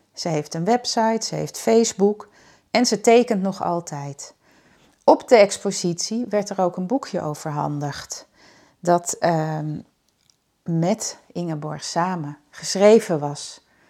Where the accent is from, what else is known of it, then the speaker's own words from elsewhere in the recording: Schagen, North Holland, Netherlands; moved away as an adult; ik kom ook uit Schagen, tenminste. Daar heb ik van mijn vierde tot mijn achttiende gewoond.